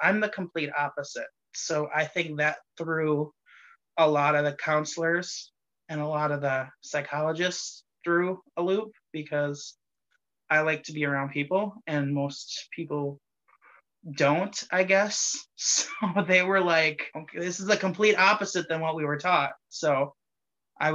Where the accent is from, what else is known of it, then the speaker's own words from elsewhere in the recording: Greenville, Wisconsin, United States; also born or lived in Appleton, Wisconsin; I grew up in Greenville, Wisconsin, which is kind of rural, suburby, country-ish